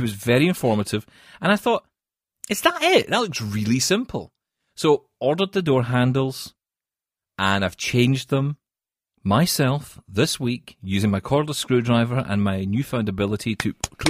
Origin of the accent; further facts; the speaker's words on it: Scotland, United Kingdom; It's because I'm Scottish.